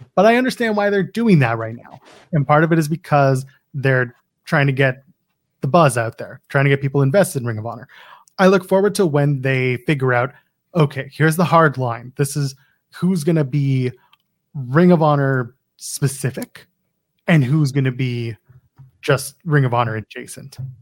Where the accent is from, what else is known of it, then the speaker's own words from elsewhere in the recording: Canada; I'm a Canadian